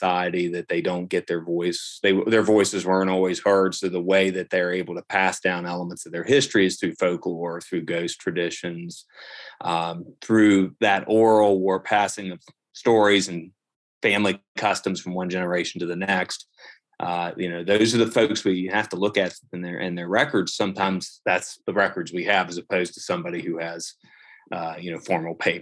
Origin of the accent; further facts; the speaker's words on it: Moundsville, West Virginia, United States; also born or lived in Wheeling, West Virginia; growing up in the Moundsville, Wheeling area